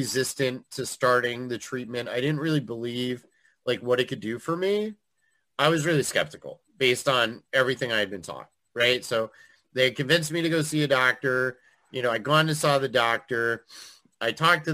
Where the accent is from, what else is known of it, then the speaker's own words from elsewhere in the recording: Eastern Connecticut, United States; I grew up in Eastern Connecticut